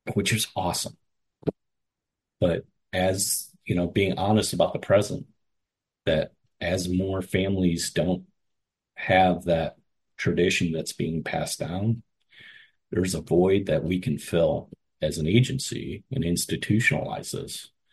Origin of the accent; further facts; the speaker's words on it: Cleveland, Ohio, United States; I grew up in Cleveland